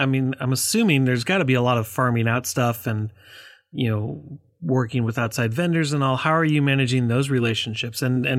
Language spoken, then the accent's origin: English; Minnesota, United States; Growing up in Minnesota, you kind of can't escape hockey.